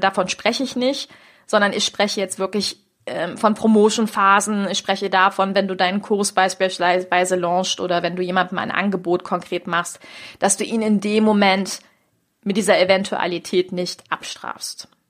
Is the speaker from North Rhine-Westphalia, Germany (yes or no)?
yes; Düsseldorf, North Rhine-Westphalia, Germany; moved away; in Düsseldorf, meine Heimatstadt